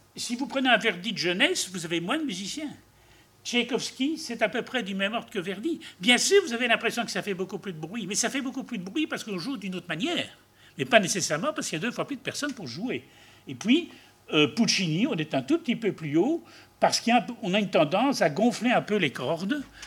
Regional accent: Belgium; nous, en Belgique

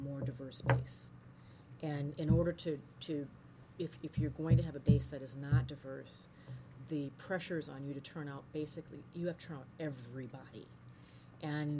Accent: Minnesota, United States; I'm from Minnesota. My father's from Birmingham

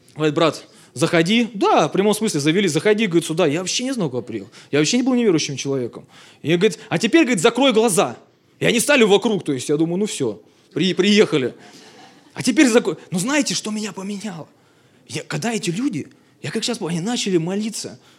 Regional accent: Belovo, Kemerovo Oblast, Russia; now in Moscow, Russia; я сам из Сибири, в городе Белово

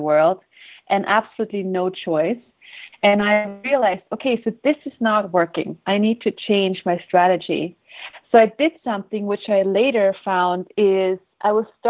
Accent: Austria; moved away as an adult; also born or lived in Sweden / Houston, Texas; when I was 19, I moved to Sweden from Austria, and I'm the only child

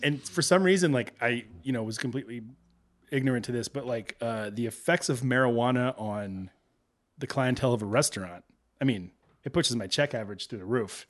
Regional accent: Texas, United States; now in Chicago, United States; growing up in Texas

